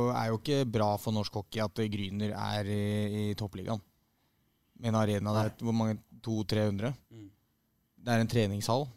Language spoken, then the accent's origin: Norwegian; Oslo, Norway; moved away as an adult; jeg er fra Vålerenga og vokste opp